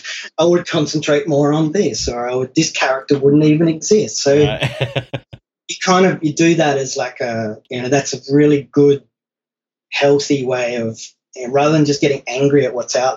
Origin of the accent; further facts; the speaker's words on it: United States; born there; thank God I was born in America because I can go there and get work eventually.